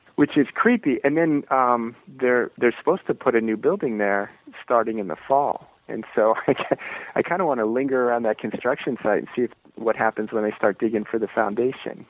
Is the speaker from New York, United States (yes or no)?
no; Merritt Island, Florida, United States; moved away; I'm originally from Florida. I'm from uh, this uh, strange little town on the east coast of Florida called Merritt Island